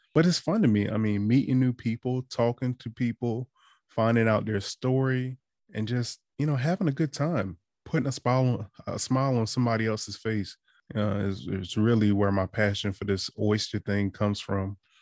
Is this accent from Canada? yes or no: no; Eastern Shore, Maryland, United States; moved away as an adult; also born or lived in DC, Maryland, Virginia area; now in DMV area, United States; I'm from the Eastern Shore, but I've been in the D M V area since twenty fifteen